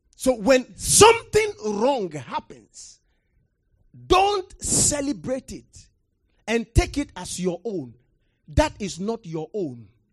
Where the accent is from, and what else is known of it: Ghana